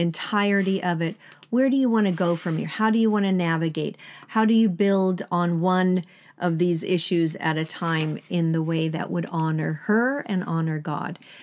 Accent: Sweden; moved away as an adult; I still went back to Sweden 'cause that's where I'm born and raised in Sweden.

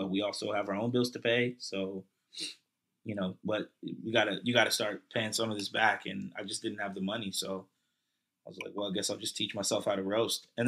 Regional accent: Hillsboro, Virginia, United States; also born or lived in Newport News, Virginia / Philadelphia (family); I grew up in a little town. We moved here when I was 10 years old. The town is called Hillsboro

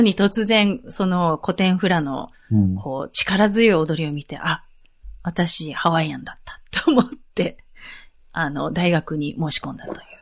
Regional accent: Japan; moved away as an adult; also born or lived in Chiba / Tokyo / New York / Seattle; now in Hawaii Island, United States; 千葉で、で、その後すぐ東京行って、その後すぐに4歳でニューヨークに

